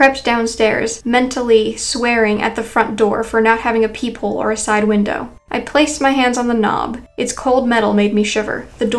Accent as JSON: {"language": "English", "town": "Boston", "region": "Massachusetts", "country": "United States", "said": "I'm from Boston, so I wouldn't have a New York area code, I explained to him."}